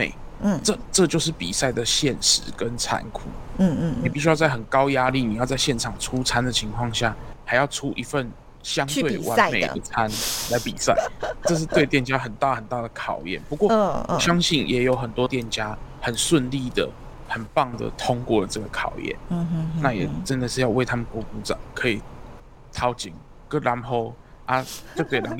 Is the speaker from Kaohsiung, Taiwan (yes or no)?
yes; Kaohsiung, Taiwan; 因为毕竟我是高雄人啊。